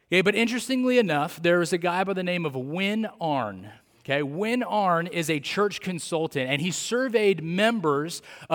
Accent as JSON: {"language": "English", "town": "Atwater", "region": "California", "country": "United States", "tie": "born or raised there", "said": "I grew up a Central Valley kid. Didn't grow up like in the Hanford area. I grew up in Atwater, California."}